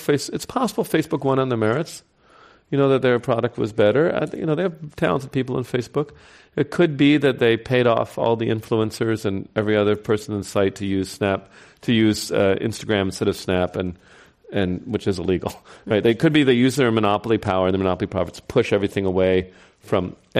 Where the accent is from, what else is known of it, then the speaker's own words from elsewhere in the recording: New York, United States; Might be my home state.